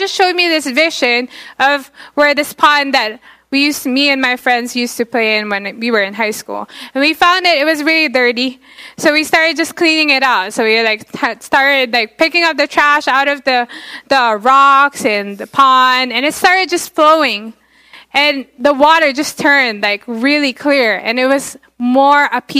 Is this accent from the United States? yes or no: no; Philippines; I'm Filipino because I grew up in the Philippines.